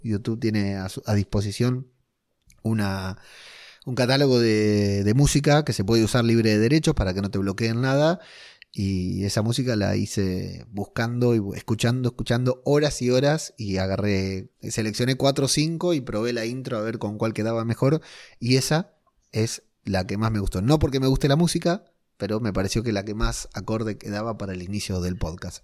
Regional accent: Argentina; moved away

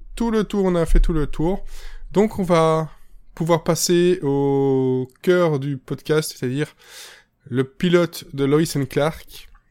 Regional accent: Belgium; chez nous, en Belgique

